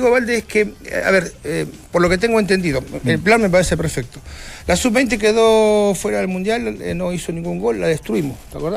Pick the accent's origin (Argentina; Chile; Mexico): Argentina; Y, te pongo, por ejemplo, hablamos de Argentina. Yo siendo argentina